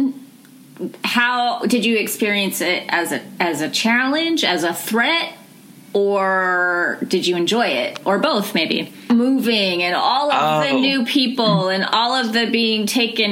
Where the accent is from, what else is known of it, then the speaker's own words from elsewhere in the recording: Los Angeles, California, United States; I'm from Los Angeles